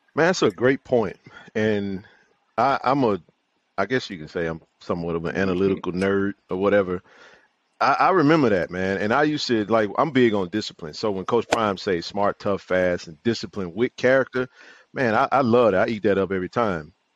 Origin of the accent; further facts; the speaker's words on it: Jackson, Mississippi, United States; JSU lifers, born and raised in Jackson, Mississippi.